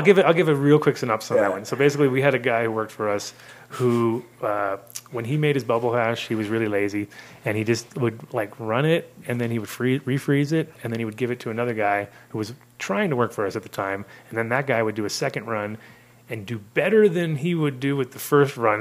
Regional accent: United States; moved away as an adult; also born or lived in Amsterdam; as an American

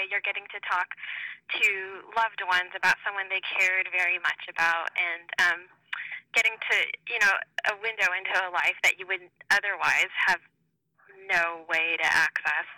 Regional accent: Southern California, United States; also born or lived in Central Valley, California; I am from California. I grew up in Southern California, but until recently lived in the Central Valley

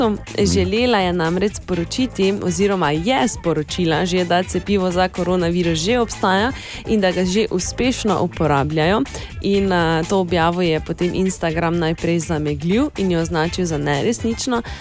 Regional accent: Črešnjevci, Mura, Slovenia; prihajam iz Črešnjevca v Prigorni Radguni, pri nas pa ta poved zveni takole

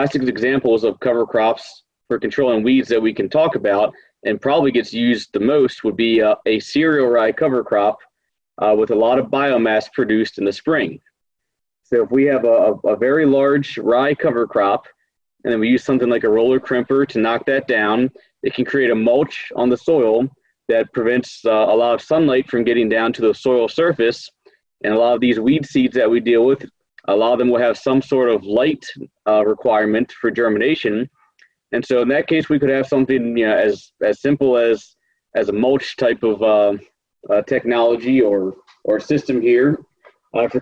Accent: Maryland, United States; moved away as an adult; also born or lived in Indiana; now in North Dakota, United States; I grew up in Maryland, not on a farm, but helped out a family friend with his farming practices

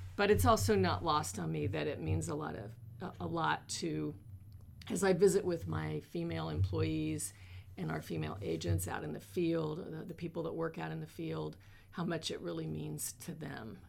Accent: North Missouri, United States; also born or lived in Kansas City, Missouri; now in Columbia, United States; I grew up in North Missouri on a farm

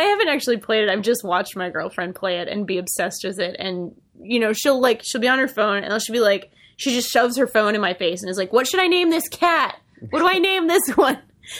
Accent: New England, United States; I wanted to mention, I have to do this in my accent. I'm sorry. I have to. Because this is a discussion that hits me in the India as a New Englander.

